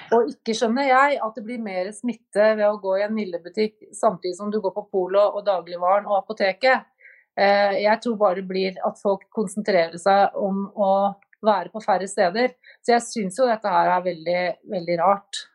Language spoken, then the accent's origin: Norwegian; Norway